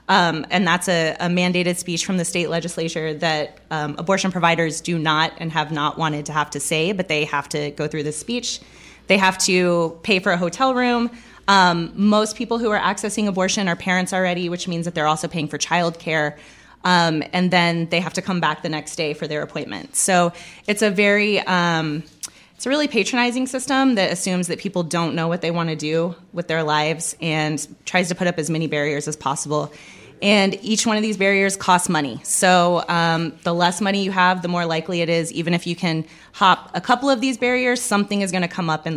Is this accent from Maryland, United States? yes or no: no; San Antonio, Texas, United States; moved away as an adult; now in Austin, United States; I am originally from San Antonio, Texas, and I moved to Austin a few years ago